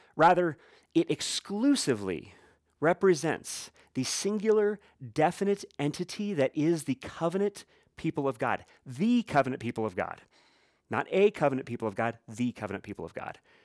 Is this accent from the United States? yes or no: yes; Midwest, United States; as I grew up saying in the Midwest